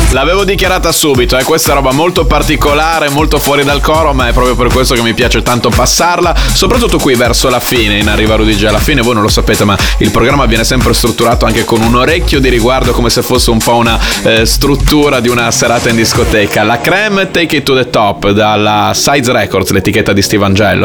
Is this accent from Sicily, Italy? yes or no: no; Bologna, Emilia-Romagna, Italy; io sono di Bologna